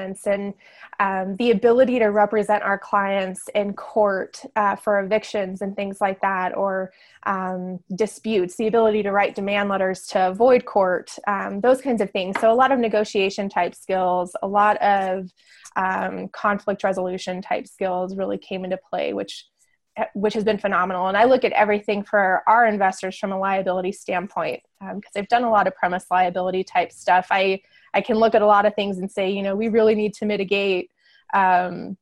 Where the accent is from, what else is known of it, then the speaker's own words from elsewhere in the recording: Northern Arizona, United States; also born or lived in San Diego; now in Farmington, United States; I grew up in Northern Arizona